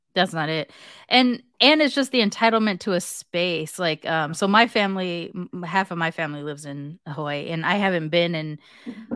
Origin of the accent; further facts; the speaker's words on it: California, United States; I'm from California